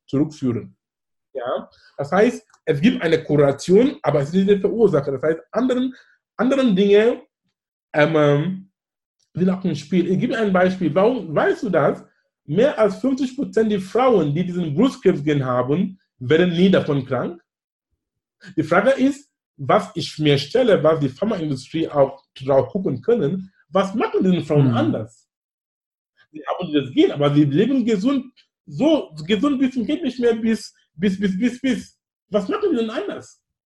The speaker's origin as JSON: {"language": "German", "country": "Cameroon", "second_language": "German", "moved": "yes", "lives_now": "Hamburg, Germany", "said": "in Kamerun sein, wo ich herkomme"}